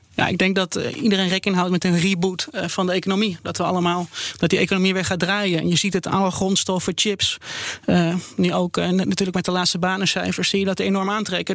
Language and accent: Dutch; Netherlands; als Nederlander